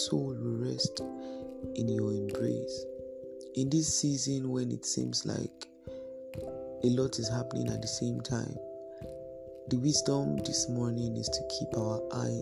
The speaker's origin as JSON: {"language": "English", "country": "Nigeria", "said": "our nation, Nigeria"}